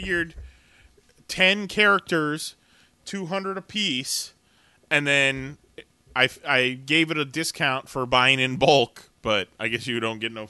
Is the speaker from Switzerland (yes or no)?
no; Germany; I grew up in Germany. That's probably why.